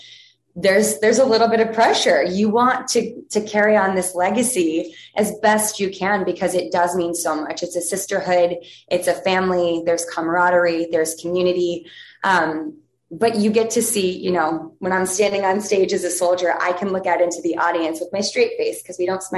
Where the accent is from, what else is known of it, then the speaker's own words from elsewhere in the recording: Ohio, United States; now in New York, United States; I grew up in Ohio, started dancing when I was 3.